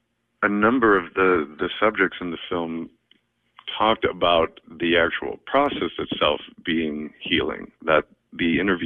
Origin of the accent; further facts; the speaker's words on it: Highland Park, Illinois, United States; moved away; I'm from Highland Park.